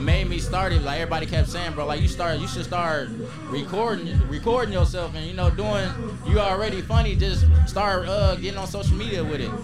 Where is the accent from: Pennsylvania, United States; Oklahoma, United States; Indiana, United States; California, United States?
Indiana, United States; South Bend; also born or lived in Atlanta, Georgia; I'm from South Bend, Indiana.